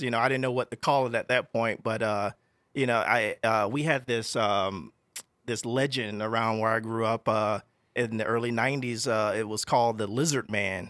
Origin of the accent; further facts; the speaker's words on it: South Carolina, United States; now in Walla Walla, United States; I'm from South Carolina. So, you know, growing up in South Carolina